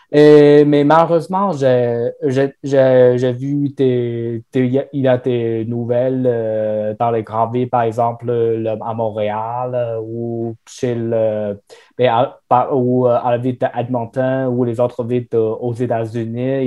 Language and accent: French; Northeast China, China; French is a second language; moved away as an adult; now in Sherbrooke, Canada; je viens de Chine. spécifiquement, je viens de, je viens de nord-est de la Chine